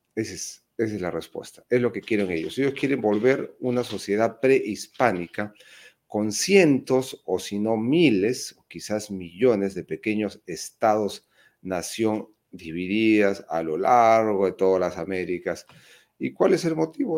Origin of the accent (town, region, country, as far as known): Peru